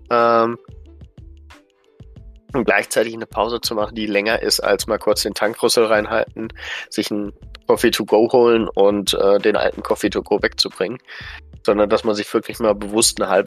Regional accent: Düsseldorf, North Rhine-Westphalia, Germany; born there; eine der ersten Tesla-Filialen hier in Deutschland geöffnet hat, in meiner Geburtsstadt Düsseldorf

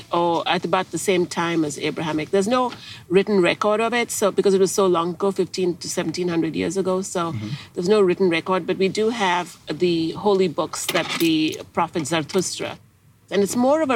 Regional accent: India; moved away; also born or lived in England; I grew up mainly in India, but I also traveled all over Africa, Australia, lived in England, and basically lived all over the world.

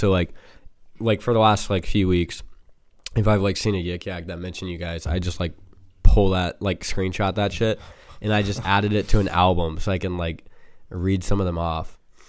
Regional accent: Dayton, Ohio, United States; I'm from Dayrock, Dayton.

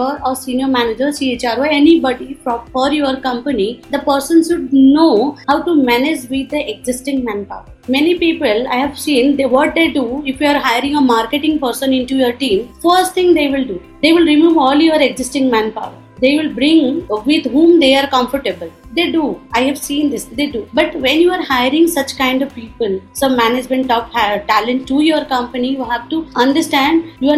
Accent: Odisha, India; I'm from Orissa

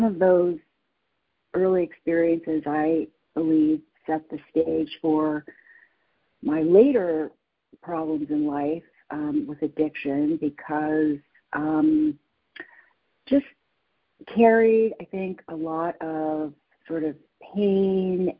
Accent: San Francisco, California, United States; I was born and raised in San Francisco

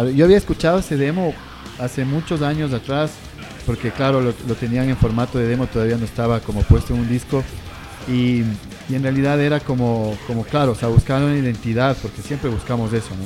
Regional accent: Quito, Pichincha, Ecuador; como quiteños nosotros

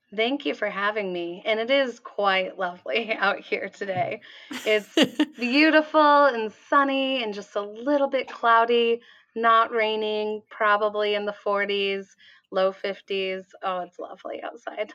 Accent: Portland, Oregon, United States; also born or lived in California; I grew up in the Portland metro area

